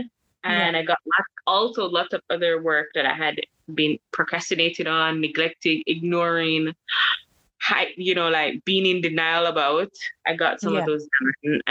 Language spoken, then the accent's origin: English; Kingston, Jamaica; moved away as an adult; also born or lived in France; Jamaican, born and raised, Kingstonian. I'm from Kingston